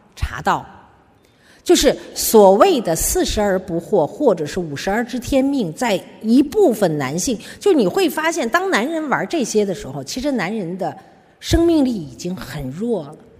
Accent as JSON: {"language": "Chinese", "country": "China", "said": "就是我们中国人啊，有一个很大的问题"}